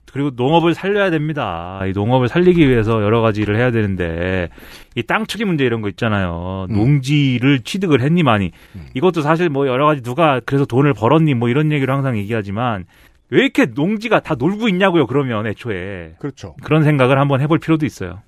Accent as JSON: {"language": "Korean", "country": "South Korea", "tie": "born or raised there", "said": "한국에서 태어나지 말았어야 돼요"}